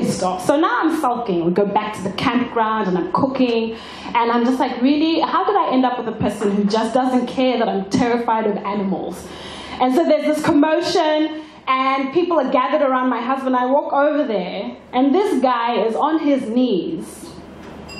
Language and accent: English; Zimbabwe; now in Australia; back home in Zimbabwe